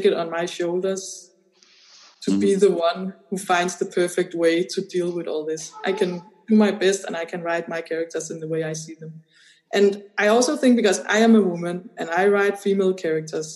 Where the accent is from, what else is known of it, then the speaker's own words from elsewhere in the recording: Denmark; I come from Denmark